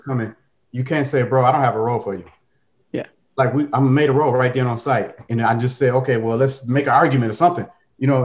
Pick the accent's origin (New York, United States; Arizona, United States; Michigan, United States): Michigan, United States; Detroit; I'm from Detroit too